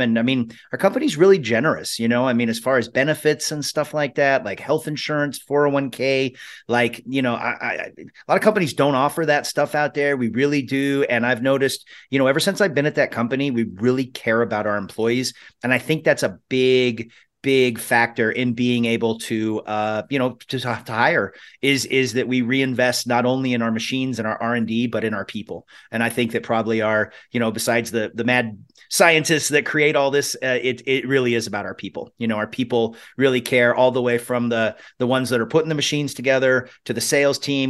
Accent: Spokane, Washington, United States; Spokane, Washington, which is where my hometown

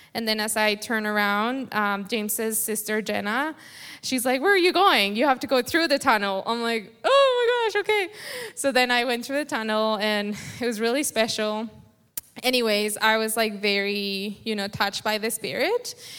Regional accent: Colombia; first language Spanish; English is a second language; moved away; I have an accent. I was born in Colombia, so my English isn't very fluent when I pray. I rather just pray in Spanish is easier

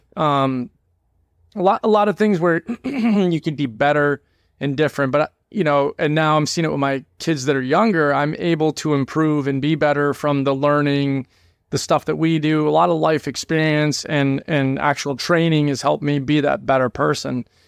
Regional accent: New England, United States; moved away as an adult; also born or lived in Georgia; We grew up in New England

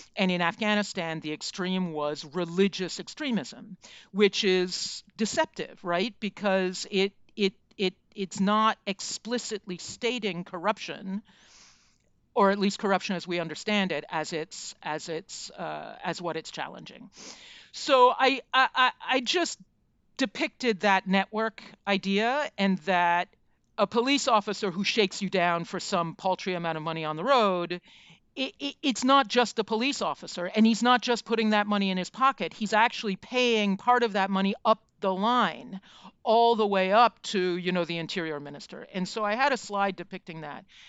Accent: United States; as an American

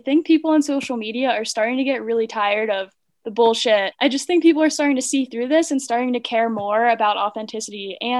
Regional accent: Pennsylvania, United States; now in Reno, United States

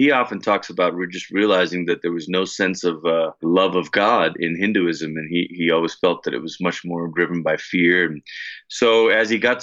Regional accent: Malaysia; I'm from Malaysia

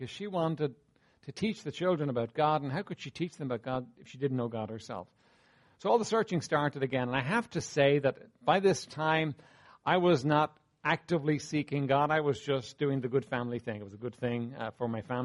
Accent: Dublin, Leinster, Ireland; I was raised here in Dublin, raised in Walkinstown, not far from here.

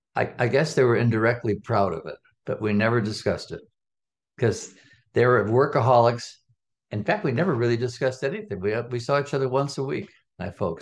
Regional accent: Chicago, Illinois, United States; I'm, I'm from Chicago. I'm a Chicagoan from the West Side

